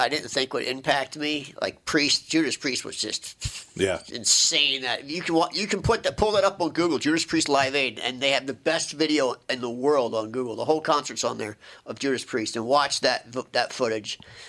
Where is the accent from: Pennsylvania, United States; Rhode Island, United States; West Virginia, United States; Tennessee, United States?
Pennsylvania, United States; Philadelphia; Well, I grew up in Philly, so it was my backyard.